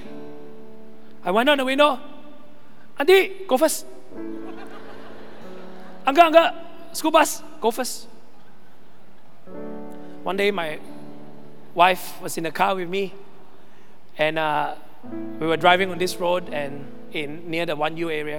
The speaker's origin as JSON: {"language": "English", "country": "Malaysia", "also_born_or_lived": "Sabah", "said": "I'm Malaysian."}